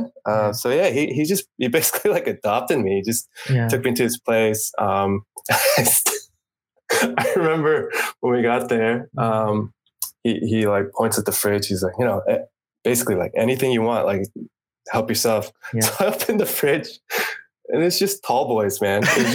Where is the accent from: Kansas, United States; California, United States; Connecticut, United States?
California, United States; moved away as an adult; also born or lived in Japan; I'm from California originally